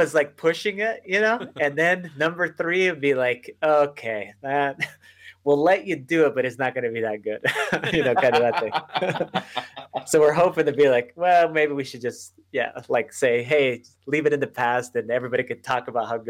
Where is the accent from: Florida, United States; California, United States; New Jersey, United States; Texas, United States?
Texas, United States; El Paso; Yes. I'm actually in El Paso. And most people, when they think of El Paso, if you're from Texas, they're like, yeah, that's basically New Mexico.